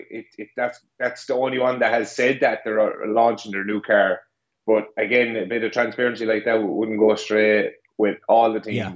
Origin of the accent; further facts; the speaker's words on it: Ireland; As a, as an Irishman, we uh, we tend to uh, speak a bit quick every now and again.